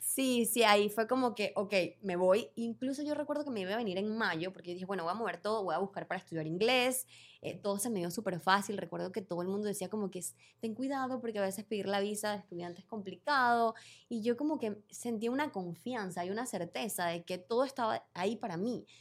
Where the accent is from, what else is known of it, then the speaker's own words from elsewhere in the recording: Venezuela; moved away as an adult; also born or lived in Panama; Yo vivía en Panamá, en ese momento yo soy venezolana y me mudé de Venezuela a Panamá